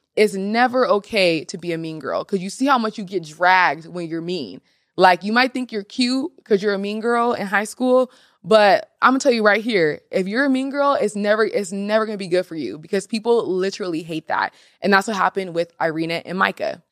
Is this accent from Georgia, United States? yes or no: no; Seattle, Washington, United States; this season was actually in Seattle, Washington, so my hometown.